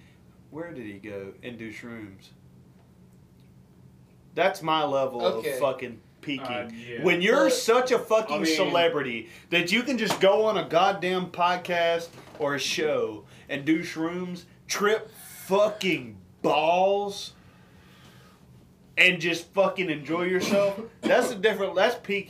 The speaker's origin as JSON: {"language": "English", "region": "the South", "country": "United States", "said": "I'm from the South."}